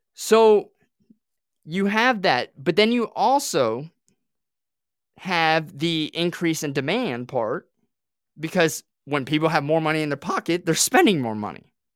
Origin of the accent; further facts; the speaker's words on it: Southwest Florida, United States; moved away as an adult; also born or lived in Australia; now in Tennessee, United States; I grew up here in Florida, in Southwest Florida